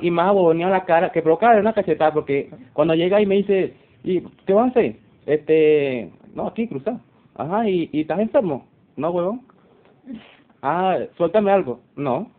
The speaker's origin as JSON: {"language": "Spanish", "country": "Venezuela", "moved": "as an adult", "said": "la, salida como tal de Venezuela"}